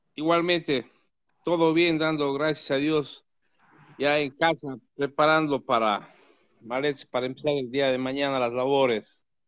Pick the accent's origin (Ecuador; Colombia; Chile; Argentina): Ecuador; Gualaceo, Azuay; moved away; mi pueblo, en Gualaceo, en mi cantón